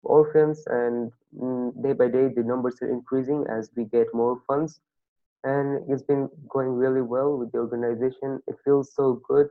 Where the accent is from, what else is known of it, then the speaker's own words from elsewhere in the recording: Bangladesh; from Bangladesh and I'm 13 years old.